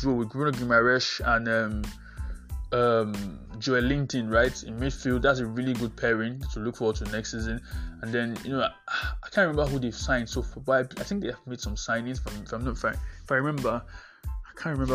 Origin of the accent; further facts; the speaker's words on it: Nigeria; I'm a Nigerian compatriot